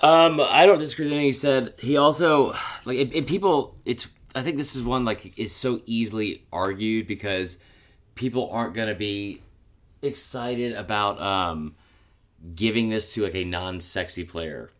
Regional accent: Atlanta, Georgia, United States; growing up in Atlanta

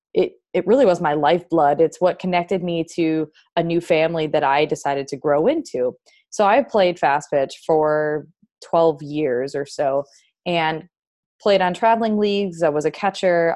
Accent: Wisconsin, United States; moved away as an adult; now in North Carolina, United States; I'm from Wisconsin originally, and, you know, now I'm living in North Carolina.

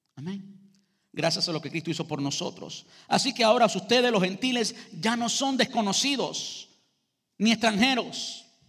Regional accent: Cuba; Los cubanos somos conocidos por tener cinco conversaciones en el mismo lugar al mismo tiempo. Yo parece que no soy cubano

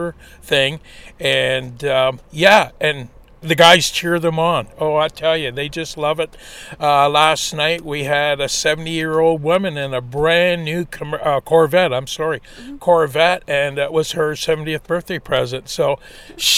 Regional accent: Burk's Falls, Ontario, Canada; we're from Burke Falls, this little town here

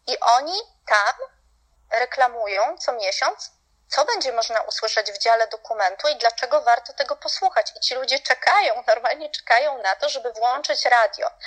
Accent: Poland; also born or lived in Salzburg; ja jako Polka

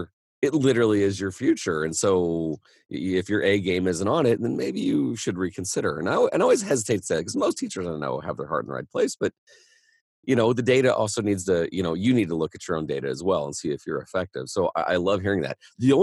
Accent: Indiana, United States; I'm from Indiana.

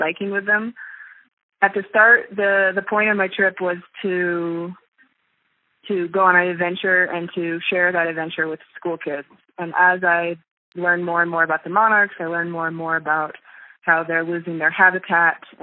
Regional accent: Kansas City, United States; moved away as an adult; also born or lived in California; I grew up in the suburbs of Kansas City

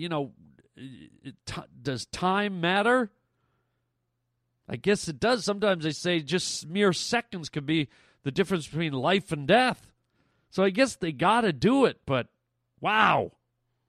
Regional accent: Canada; I'm Canadian

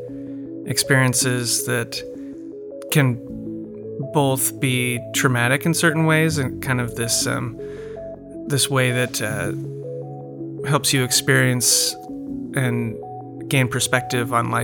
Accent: Ames, Iowa, United States; moved away as an adult; now in Shaker Heights, United States; I'm from Ames, Iowa. Came out here for residency and live in Shaker Heights with my wife and our three-year-old

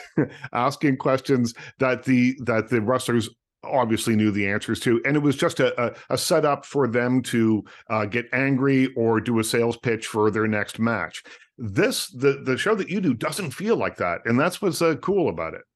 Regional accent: Nova Scotia, Canada; I grew up in Nova Scotia, tiny little town in Nova

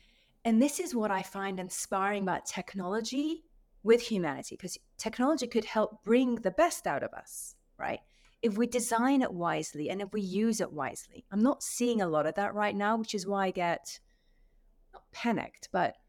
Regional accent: Saudi Arabia; Number one, I was raised in Saudi Arabia. So my father used to work with Aramco.

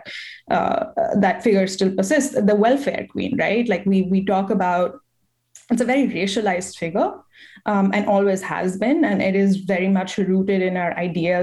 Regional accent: New Delhi, Delhi, India; now in United States; I am Indian, and I am an immigrant myself.

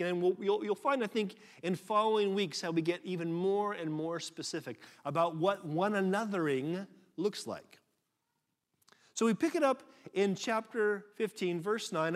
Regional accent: United States; moved away; I'm American

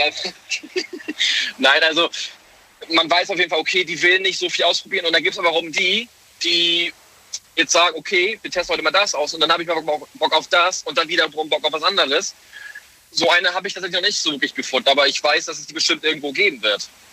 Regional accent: Hamburg, Germany; ich komme aus Hamburg, bin tatsächlich aber gerade im LKW unterwegs

